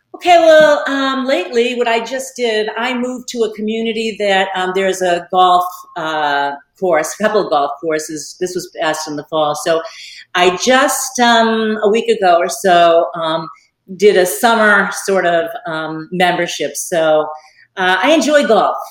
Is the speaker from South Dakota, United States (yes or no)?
no; Boston, Massachusetts, United States; moved away as an adult; now in Naples, United States; I'm from Boston, Massachusetts